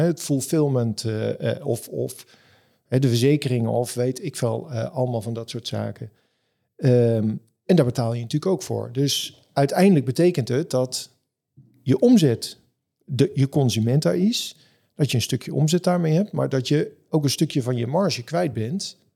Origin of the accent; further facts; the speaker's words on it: Amstelveen, North Holland, Netherlands; Ik kom zelf uit Amstelveen